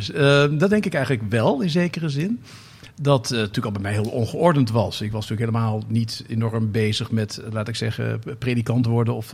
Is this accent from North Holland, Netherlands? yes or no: yes; Amsterdam, North Holland, Netherlands; Zeg, ik even als Amsterdammer, maar toch.